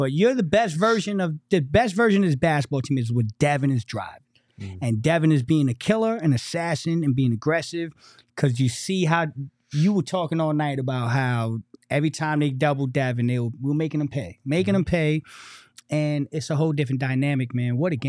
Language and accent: English; Newark, New Jersey, United States; I am from Newark, New Jersey, the Brick City. Not Lyndhurst.